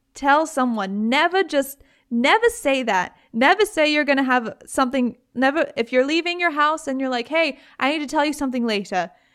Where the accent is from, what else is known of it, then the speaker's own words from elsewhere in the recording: United Kingdom; I'm British